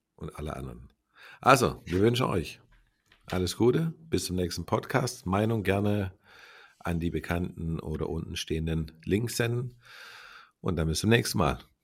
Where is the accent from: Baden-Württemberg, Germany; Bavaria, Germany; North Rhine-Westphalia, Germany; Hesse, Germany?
Baden-Württemberg, Germany; wir kommen ja aus Baden-Württemberg